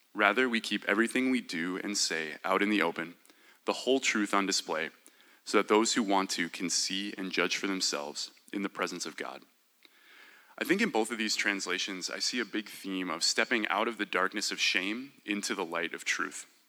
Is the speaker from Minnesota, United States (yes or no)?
yes; Minnesota, United States; I was born and raised in Minnesota